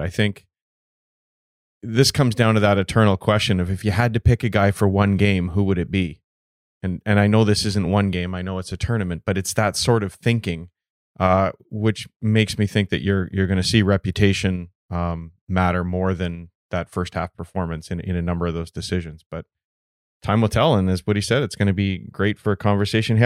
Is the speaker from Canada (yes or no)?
yes; Canada; as a Canadian, as a goaltender